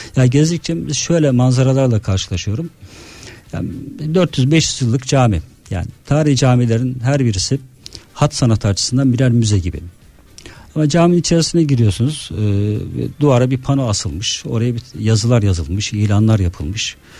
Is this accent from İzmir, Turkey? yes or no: no; Trabzon, Turkey; moved away as an adult; now in Istanbul, Turkey